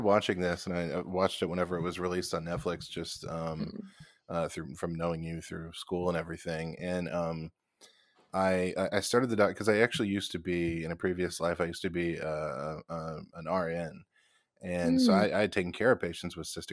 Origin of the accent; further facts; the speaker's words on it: the South, United States; I'm just an old country bumpkin from the South.